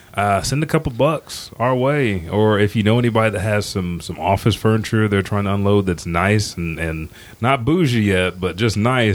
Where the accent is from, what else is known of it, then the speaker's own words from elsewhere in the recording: Anadarko, Oklahoma, United States; where I grew up in Anadarko.